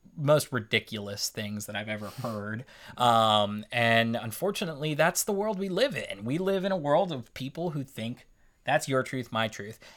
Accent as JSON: {"language": "English", "country": "United States", "said": "I'm an American"}